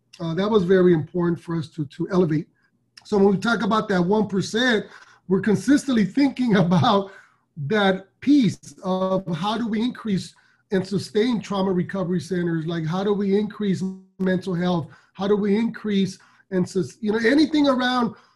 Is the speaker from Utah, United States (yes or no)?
no; Los Angeles, California, United States; I'm from South Central Los Angeles, born and raised in still live out here